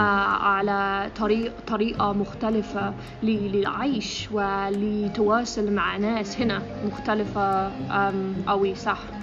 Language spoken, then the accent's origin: Arabic; England, United Kingdom; Arabic is a second language; moved away as an adult; now in Egypt; انا من انجلترا